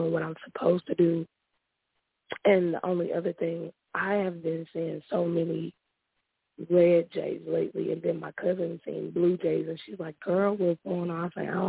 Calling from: Houston, Texas, United States; Houston, Texas.

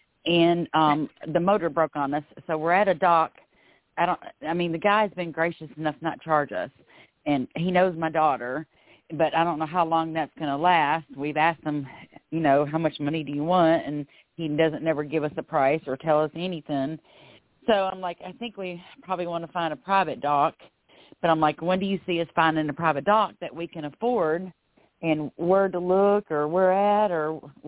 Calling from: Florida, United States; I'm calling from Florida. And I was wanting to, I sold my house, and I'm living on a houseboat

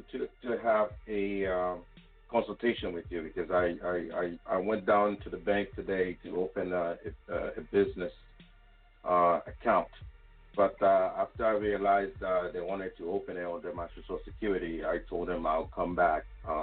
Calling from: Connecticut, United States; I'm calling from Connecticut.

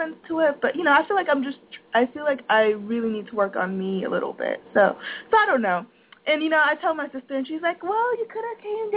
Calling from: Florida, United States; I'm calling from Florida

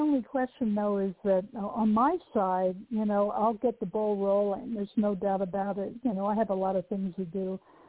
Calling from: Oregon, United States; from Oregon.

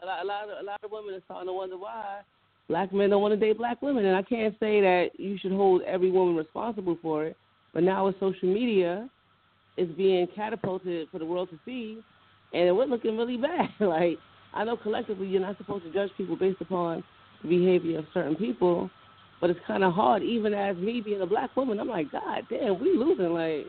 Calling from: Carteret, New Jersey, United States; Calling from Carteret, New Jersey.

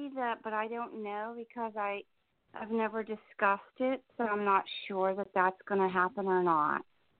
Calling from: New Jersey, United States; I'm in New Jersey.

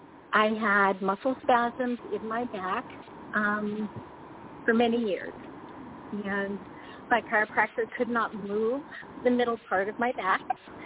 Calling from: Indiana, United States; I'm calling from Indiana.

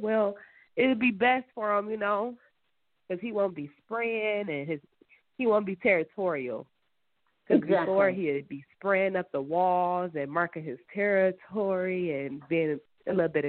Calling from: Michigan, United States

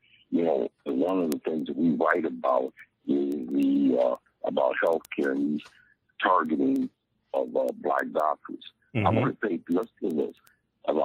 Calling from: Tampa, Florida, United States; I'm calling from Tampa, Florida.

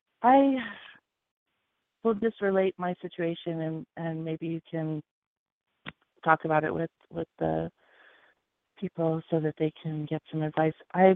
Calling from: Hawaii, United States; I'm again calling from Hawaii.

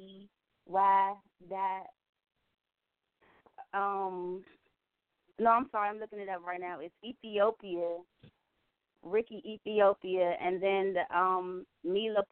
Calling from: Maryland, United States; I'm calling from Maryland, the DMV area.

